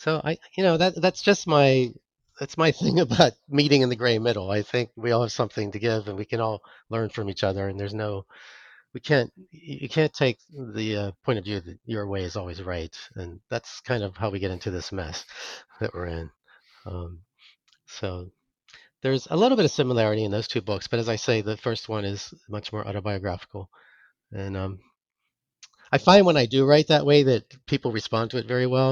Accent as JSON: {"language": "English", "town": "Pittsburgh", "region": "Pennsylvania", "country": "United States", "tie": "born or raised there", "moved": "as an adult", "lives_now": "Connecticut, United States", "said": "I grew up in Pittsburgh"}